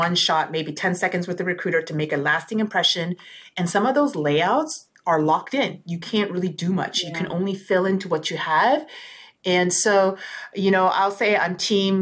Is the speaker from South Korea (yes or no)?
yes; South Korea; I'm from South Korea